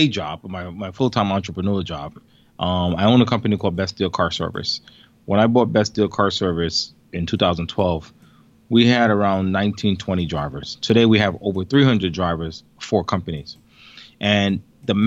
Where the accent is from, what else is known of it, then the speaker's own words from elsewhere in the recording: New York City, New York, United States; also born or lived in Jamaica; I migrated here when I was 8